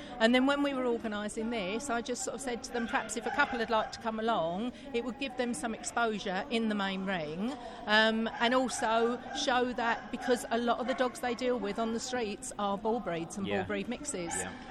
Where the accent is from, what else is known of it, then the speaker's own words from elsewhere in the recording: East of England, United Kingdom; Everybody trains individually with their dogs, because we're from East Anglia.